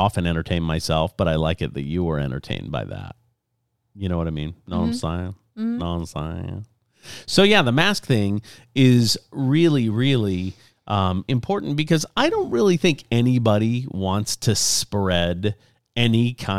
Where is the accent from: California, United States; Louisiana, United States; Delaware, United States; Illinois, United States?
Louisiana, United States; Lafayette; It was interesting to hear that their number one store is in Lafayette, Louisiana, my hometown.